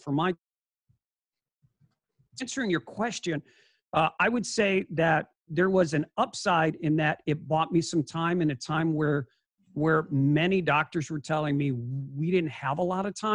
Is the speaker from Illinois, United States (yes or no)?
yes; Chicago, Illinois, United States; moved away as an adult; also born or lived in Scottsdale, Arizona; I'm a Chicago kid